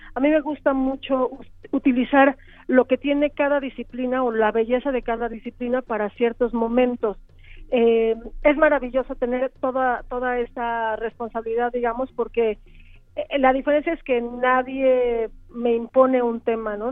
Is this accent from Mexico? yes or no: yes; Mexico; nosotros como mexicanos